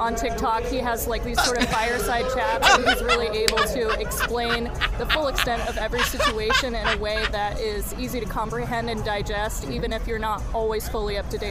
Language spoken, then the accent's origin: English; Lafayette, Indiana, United States; I'm from Lafayette.